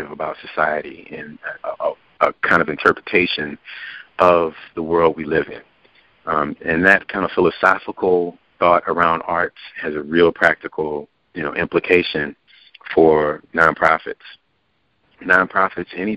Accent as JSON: {"language": "English", "town": "New Orleans", "region": "Louisiana", "country": "United States", "tie": "born or raised there", "moved": "yes", "lives_now": "Atlanta, United States", "said": "my hometown, New Orleans"}